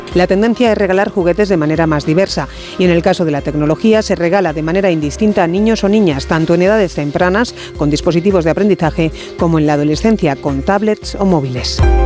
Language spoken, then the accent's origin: Spanish; Spain